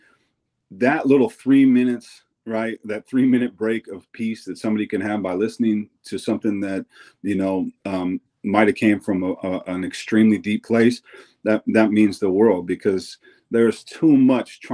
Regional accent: Eugene, Oregon, United States; my home state, especially in my hometown

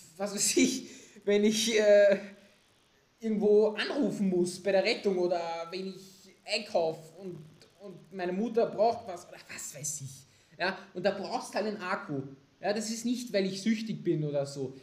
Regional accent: Austria; bei uns in Österreich

